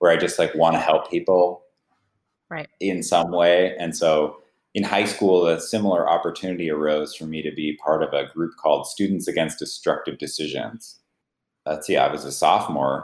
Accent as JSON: {"language": "English", "town": "Gilroy", "region": "California", "country": "United States", "tie": "born or raised there", "said": "the home where I grew up in Gilroy, California"}